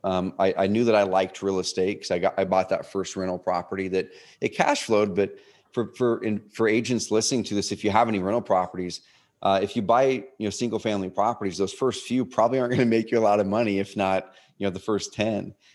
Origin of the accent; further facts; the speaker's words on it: Oregon, United States; also born or lived in Portland, Oregon; now in Roseburg, United States; I grew up in Oregon, a s, another small town, like three hours o-, on the other side of the Cascades.